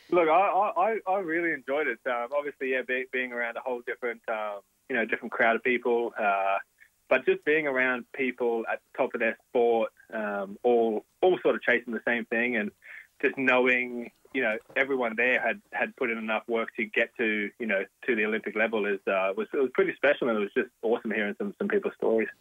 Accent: Logan, Queensland, Australia; I was born in Logan Hospital. I was I lived in Logan City for the first 23 years of my life

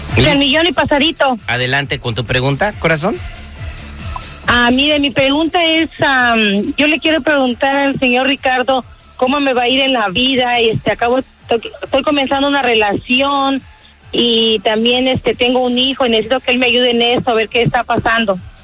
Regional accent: Colombia; moved away; Yo soy colombiana.

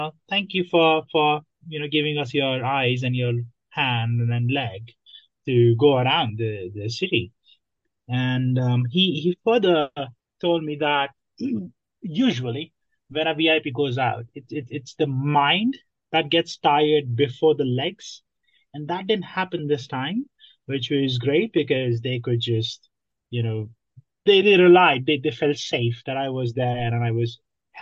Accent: Nepal; moved away as an adult; now in London, United Kingdom; I am originally from Nepal. I came to London 5 years ago as a student.

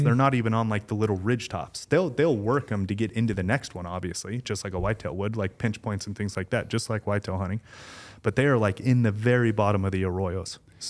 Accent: Southwest, United States; we're all being from the Southwest, right?

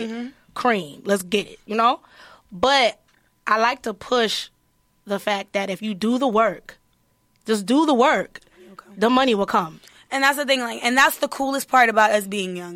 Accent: Detroit, Michigan, United States; I'm coming from Detroit. It's been situations where I ate a Snicker bar for the whole day and that's it.

